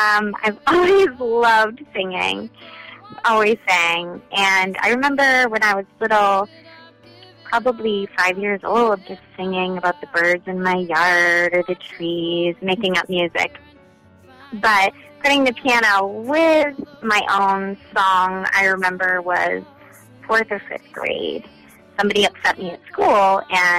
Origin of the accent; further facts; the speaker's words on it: Maine, United States; accent: Maine; now in New York, United States; I'm from Maine